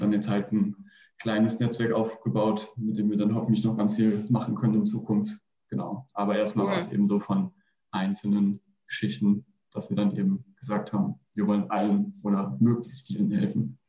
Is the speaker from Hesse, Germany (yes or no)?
yes; Fulda, Hesse, Germany; moved away as an adult; now in Bayreuth, Germany; ich komme aus Fulda und studiere mittlerweile in Bayreuth